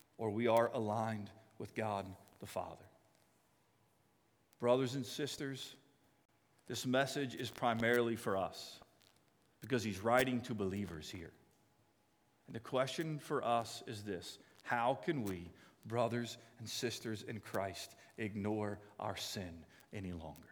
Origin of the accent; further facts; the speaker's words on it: United States; I'm an American.